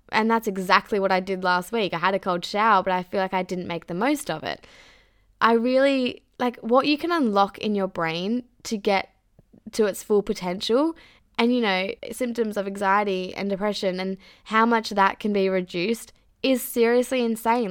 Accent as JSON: {"language": "English", "town": "Mandurah", "region": "Western Australia", "country": "Australia", "tie": "born or raised there", "moved": "as an adult", "said": "I've outgrown my hometown"}